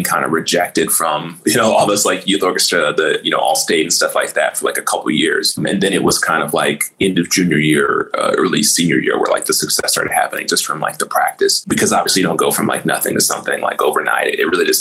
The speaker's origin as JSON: {"language": "English", "town": "Dallas", "region": "Texas", "country": "United States", "tie": "born or raised there", "moved": "as an adult", "said": "I'm from Dallas, Texas. Originally I grew up there"}